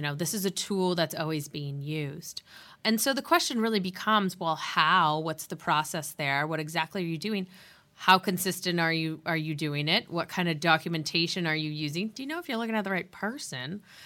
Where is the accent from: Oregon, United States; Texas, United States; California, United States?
California, United States; San Diego; also born or lived in Santa Barbara, California; growing up in San Diego